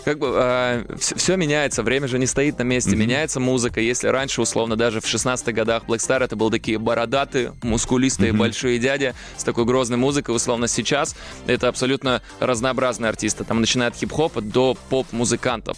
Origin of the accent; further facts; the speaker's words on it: Almetyevsk, Tatarstan, Russia; с моего родного города Альметьевск